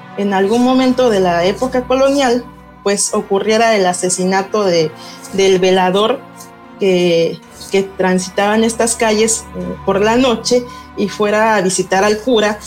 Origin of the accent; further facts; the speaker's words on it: Oaxaca, Mexico; nosotros como oaxaqueños